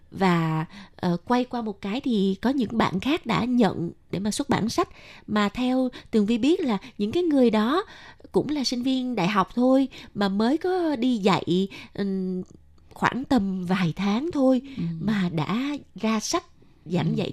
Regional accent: Ho Chi Minh City, Vietnam; thì như mình miền nam mình ở sài gòn mình đi học uh, chữ cái với cô giáo thì đa phần cô giáo của mình cũng là người miền Nam

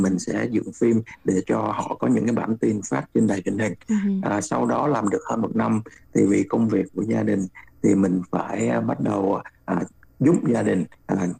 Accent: Ho Chi Minh City, Vietnam; moved away

